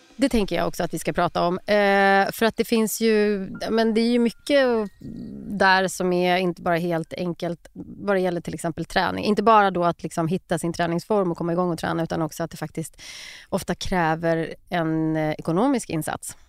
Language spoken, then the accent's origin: Swedish; Skövde, Västra Götaland, Sweden; i någon park i Skövde då, där jag växte upp